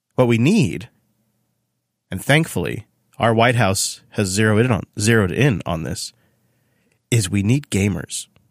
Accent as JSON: {"language": "English", "region": "Washington", "country": "United States", "said": "in Washington State, my home state"}